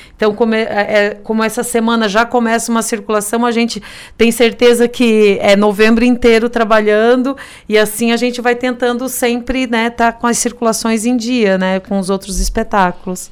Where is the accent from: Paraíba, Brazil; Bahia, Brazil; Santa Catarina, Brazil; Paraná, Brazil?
Santa Catarina, Brazil; Criciúma; que somos aqui de Criciúma